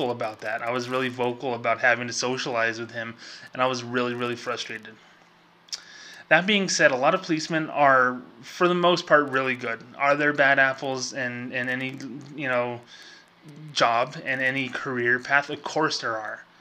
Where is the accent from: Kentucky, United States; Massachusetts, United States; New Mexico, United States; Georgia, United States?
New Mexico, United States; Socorro; now in Las Cruces, United States; I grew up with in my hometown of Socorro, New Mexico, and here in Las Cruces, New Mexico, where I've, you know, put roots